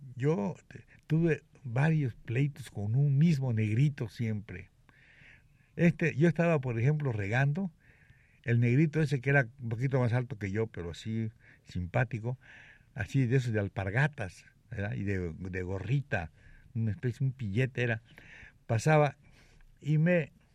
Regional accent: Mexico; moved away; also born or lived in Cuba; yo no soy gallego. ¿Y qué eres? Me dijo, mexicano

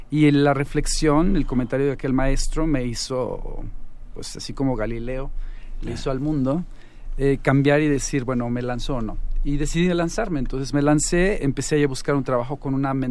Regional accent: Mexico; moved away as an adult; also born or lived in Finland; Yo me fui de México a los 25 años más o menos, me dieron una beca para irme a Alemania

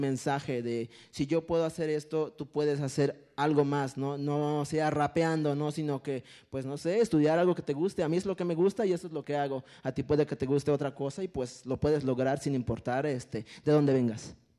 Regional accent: a village near Pantepec, Puebla, Mexico; first language Totonac; Spanish is a second language; moved away; en Pantepec, Puebla, eh, igual también en Mecapalapa, Puebla, que es pues cercano a mi pueblo

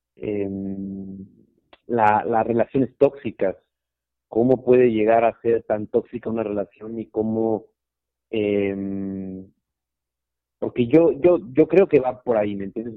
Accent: Mexico

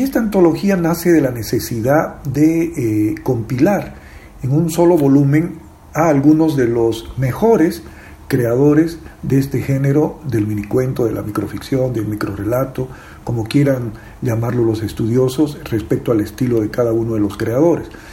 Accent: Bolivia; escritor boliviano

